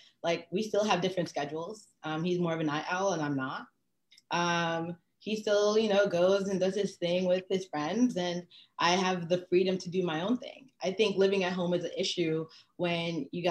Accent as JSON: {"language": "English", "region": "New York", "country": "United States", "said": "I'm from New York. I'm a Haitian American descent, first generation"}